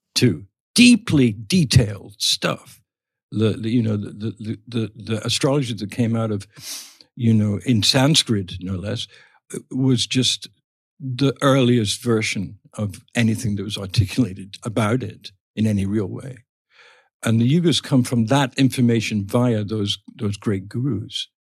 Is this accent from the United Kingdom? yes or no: yes; England, United Kingdom; when we were growing up in England